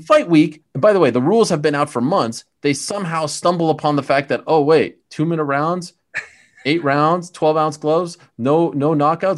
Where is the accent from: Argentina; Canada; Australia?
Canada; Montreal, Quebec; moved away; I grew up in Montreal, which is one of the all-time great fight towns